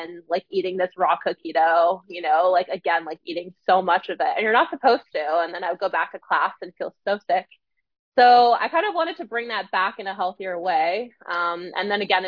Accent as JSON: {"language": "English", "country": "Canada", "tie": "born or raised there", "moved": "as an adult", "lives_now": "Ottawa, Canada", "said": "grew up in a very small town and there isn't really a whole lot of resources there to start a food business"}